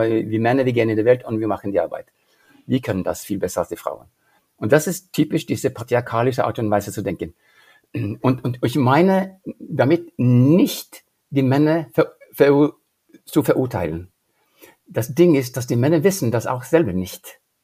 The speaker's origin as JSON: {"language": "German", "country": "Norway", "tie": "born or raised there", "second_language": "German", "moved": "yes", "lives_now": "Germany", "said": "ich bin äh, in Norwegen aufgewachsen"}